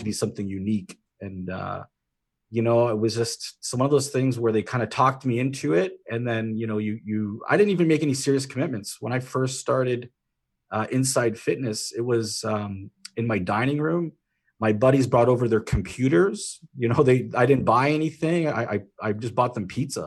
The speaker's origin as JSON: {"language": "English", "country": "Canada", "said": "being Canadian"}